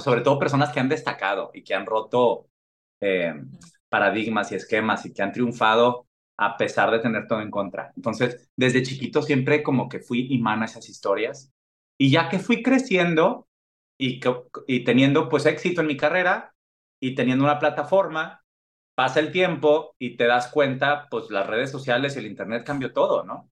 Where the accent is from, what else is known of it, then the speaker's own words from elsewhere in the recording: Mexico; moved away; como mexicano en el extranjero